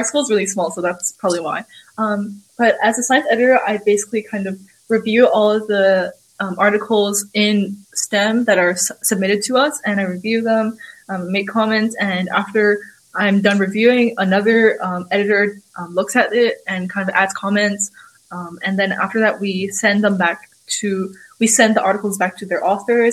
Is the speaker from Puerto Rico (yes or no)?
no; Hong Kong; now in Shanghai, China; I'm from Hong Kong, even though I've been living in Shanghai for almost 6 years now